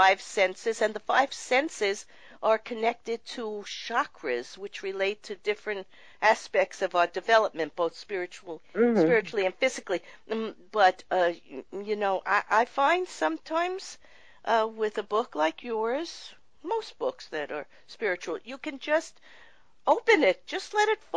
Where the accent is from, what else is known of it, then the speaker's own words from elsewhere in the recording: New York, United States; I grew up in New York